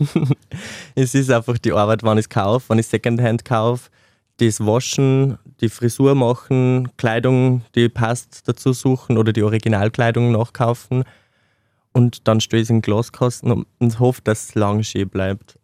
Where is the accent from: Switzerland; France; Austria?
Austria; Mollmannsreit, Upper Austria; moved away as an adult; now in Linz, Austria; Ich komme ursprünglich aus Mollmannsreit, das ist ein kleines Dorf im Bezirk Rohrbach im Mühlviertel